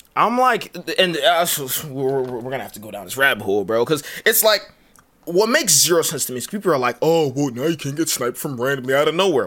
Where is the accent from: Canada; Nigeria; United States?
Nigeria; I am Nigerian.